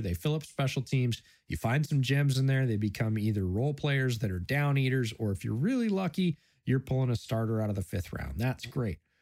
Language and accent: English; Buffalo, New York, United States; born or raised there; moved away